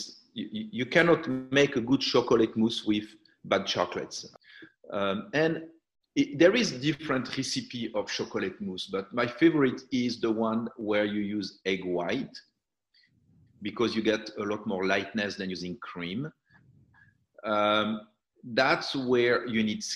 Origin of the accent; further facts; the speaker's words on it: southern France, France; moved away; also born or lived in Algeria / Ibiza; when the war happened, my parents went to the south of France.